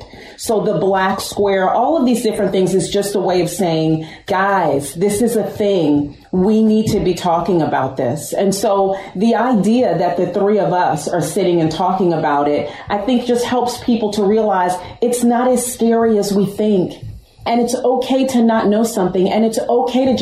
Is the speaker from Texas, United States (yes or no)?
no; Westchester, New York, United States; I'm from New York. I'm from Westchester